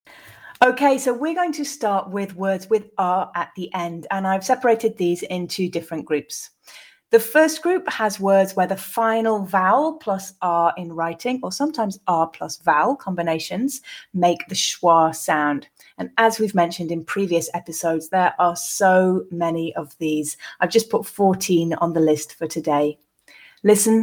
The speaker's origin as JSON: {"language": "English", "region": "England", "country": "United Kingdom", "accent": "English from England, non-rhotic", "said": "in my English from England, I do not pronounce the letter R in this position"}